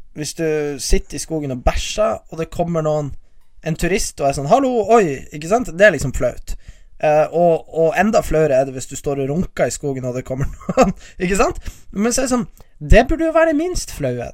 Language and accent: Norwegian; Bodø, Nordland, Norway; Jeg er fra Bodø